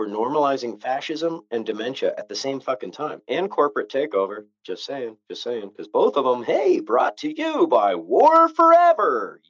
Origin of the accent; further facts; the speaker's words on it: Novato, California, United States; I went to rehab in San Francisco, and I grew up 50 miles north of there in a little town called Novato.